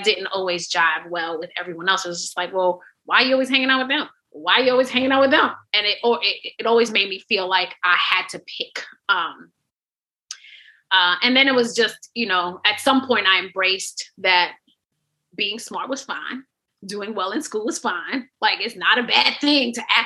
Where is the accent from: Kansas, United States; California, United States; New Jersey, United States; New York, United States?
New York, United States; New York City; I grew up on Carlton and Atlantic and in Two Tones Projects over there